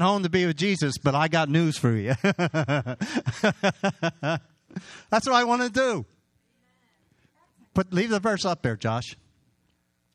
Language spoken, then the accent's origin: English; Hatboro, Pennsylvania, United States; moved away; I grew up on Byberry Road in Hatboro